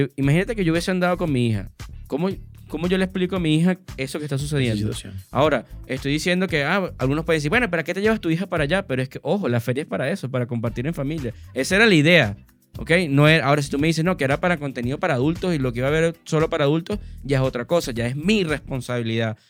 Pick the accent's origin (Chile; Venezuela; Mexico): Venezuela; Valencia, Carabobo; yo soy muy valenciano